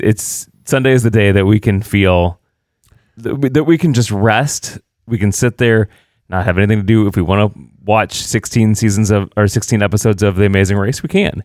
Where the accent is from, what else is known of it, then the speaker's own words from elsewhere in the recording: Indiana, United States; moved away; also born or lived in Illinois; I'm actually from Indiana